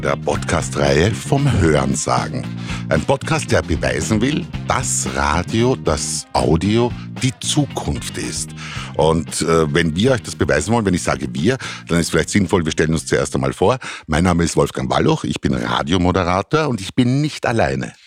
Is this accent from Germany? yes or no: no; Austria; bei uns in Europa, bei uns in Österreich